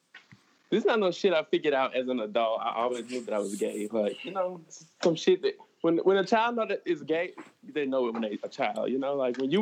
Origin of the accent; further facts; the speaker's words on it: Baton Rouge, Louisiana, United States; now in Houston, United States; I'm from Baton Rouge.